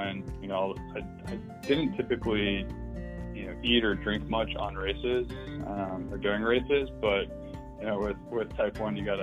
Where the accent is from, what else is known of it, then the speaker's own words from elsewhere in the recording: Atlanta, Georgia, United States; moved away; also born or lived in Texas; I was born and raised in Atlanta, Georgia